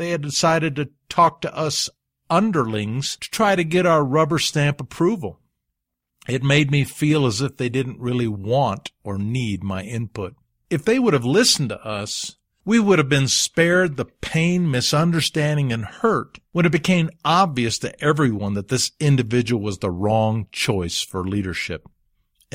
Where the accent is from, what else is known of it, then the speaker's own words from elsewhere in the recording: Alabama, United States; I grew up in Alabama in the Deep South, where the whites kept the blacks ignorant so their knowledge could not become dangerous.